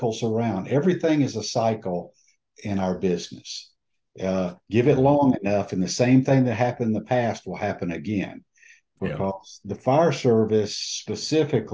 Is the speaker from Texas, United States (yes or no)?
no; DeKalb County, Georgia, United States; I was born and raised in DeKalb County